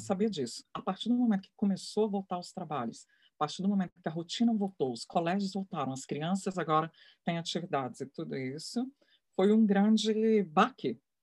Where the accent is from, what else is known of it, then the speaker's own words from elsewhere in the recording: Brazil; Eu sou brasileira, eu sou mulher